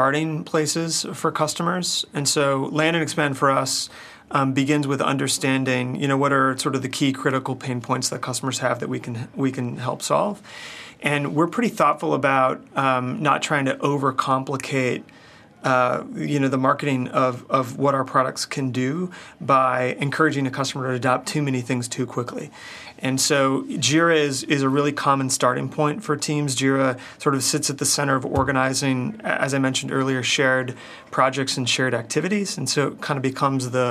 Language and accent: English; United States; Grew up in Washington